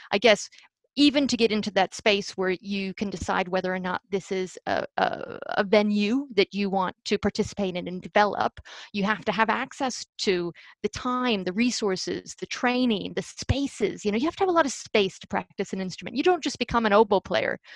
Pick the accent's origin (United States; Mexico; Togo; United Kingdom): United States; i am 100% a product in so many ways of the american music education system